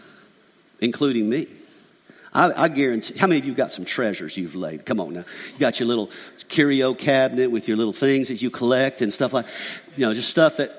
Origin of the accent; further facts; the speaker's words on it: McDonough, Georgia, United States; I grew up in McDonough, Georgia, a little country podunk town with a dirt road